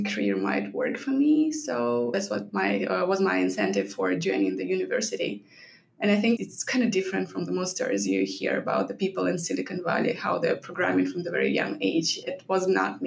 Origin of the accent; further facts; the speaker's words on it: Belarus; moved away as an adult; now in United States; I started working back in my home country, Belarus, right after college